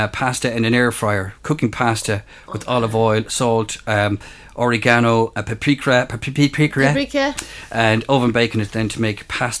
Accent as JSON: {"language": "English", "country": "Ireland", "said": "we talked about being Irish"}